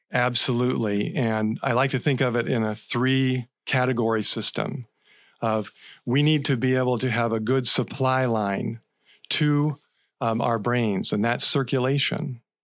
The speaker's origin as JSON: {"language": "English", "region": "Central Florida", "country": "United States", "tie": "born or raised there", "said": "I grew up in Central Florida"}